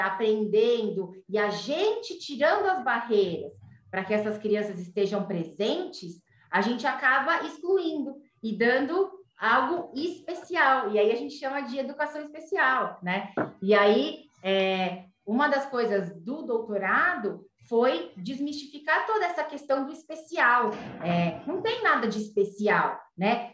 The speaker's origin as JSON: {"language": "Portuguese", "region": "São Paulo", "country": "Brazil", "said": "Eu sou daqui de São Paulo"}